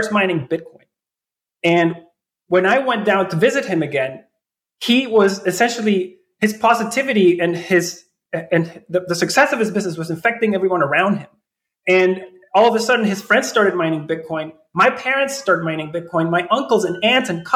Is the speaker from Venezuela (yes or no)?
yes; Venezuela; I'm originally born and raised in Venezuela